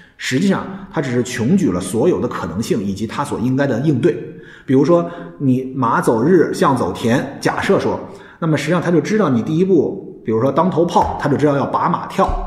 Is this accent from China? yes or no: yes; China; 我们中国人